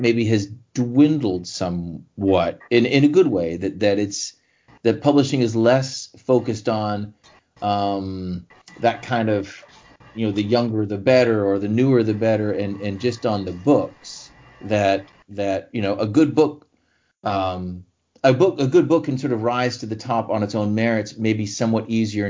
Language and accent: English; Canada; As a Canadian growing up